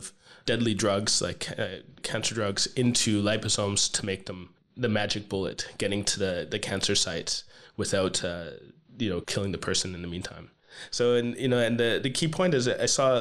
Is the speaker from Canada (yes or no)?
yes; Canada; I am Canadian